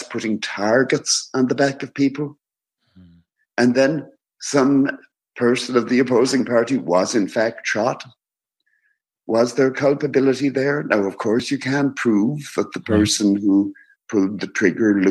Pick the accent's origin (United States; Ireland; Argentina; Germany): Ireland; I am Irish.